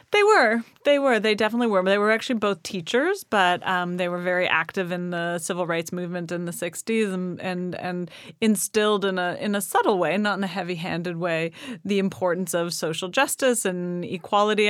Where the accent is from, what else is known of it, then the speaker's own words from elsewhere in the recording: Toronto, Ontario, Canada; I grew up in Toronto